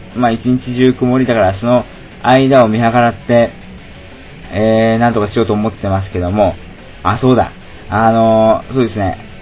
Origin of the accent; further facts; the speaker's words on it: Shizuoka, Japan; moved away as an adult; also born or lived in Tokyo; 私の出身地静岡県